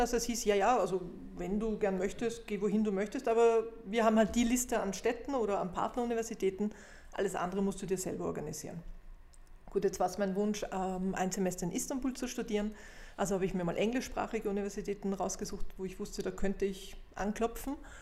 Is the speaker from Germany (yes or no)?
no; Vienna, Austria; bei uns in Wien